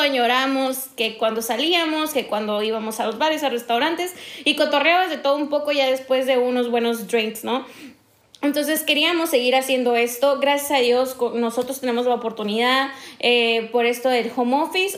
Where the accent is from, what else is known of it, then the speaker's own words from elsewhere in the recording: northern Mexico, Mexico; accent: norteña; soy más norteña que nada